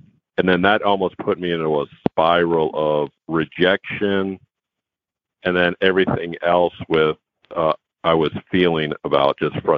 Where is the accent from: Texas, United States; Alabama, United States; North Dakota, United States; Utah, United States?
Texas, United States; Houston; also born or lived in New York City, United States; I was born in New York City, but I grew up here in Houston